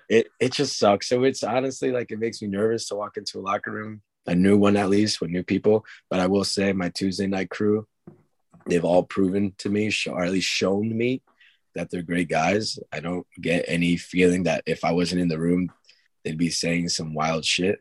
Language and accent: English; Long Island, New York, United States; we're from Long Island